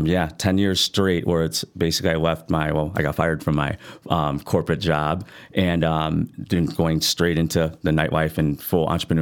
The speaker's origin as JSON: {"language": "English", "town": "Chicago", "region": "Illinois", "country": "United States", "said": "I'm a host from Chicago."}